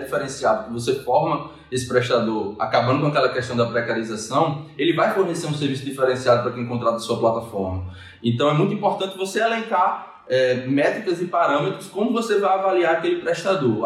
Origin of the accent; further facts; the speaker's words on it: Mossoró, Rio Grande do Norte, Brazil; sou natural de Mossoró